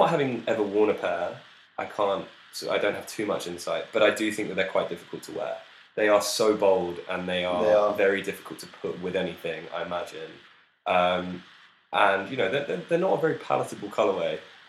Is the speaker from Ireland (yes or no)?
no; London, United Kingdom; So we're both from London